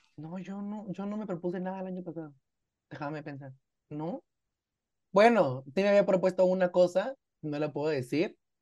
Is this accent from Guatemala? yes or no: yes; Guatemala; aquí adentro, en mi país, pues, en Guatemala